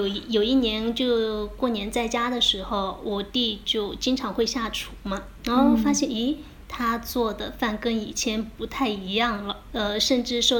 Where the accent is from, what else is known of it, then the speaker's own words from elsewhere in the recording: Fuzhou, Fujian, China; 他的室友是也是我们福州人，但是呢，他们家是开餐馆的，所以他很会做菜。